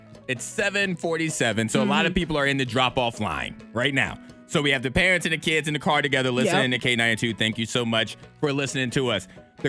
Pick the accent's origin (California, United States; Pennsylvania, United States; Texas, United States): California, United States; I'm from California and have never heard someone say book bag until I moved here.